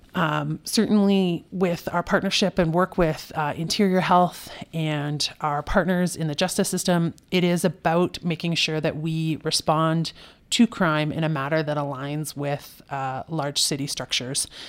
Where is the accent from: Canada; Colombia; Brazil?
Canada; Kelowna, British Columbia; moved away as an adult; back in my hometown.